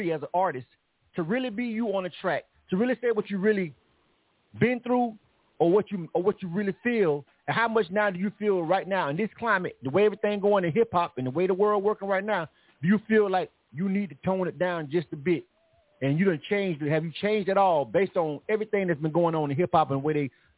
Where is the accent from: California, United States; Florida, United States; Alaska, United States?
Florida, United States; Panama City; we both from Panama City, Florida